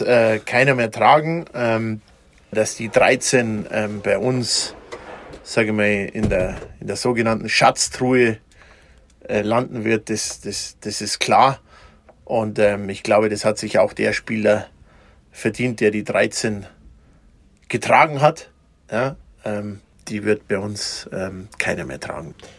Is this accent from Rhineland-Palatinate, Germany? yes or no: no; Mittenwald, Bavaria, Germany; in Mittenwald, wo ich herkomme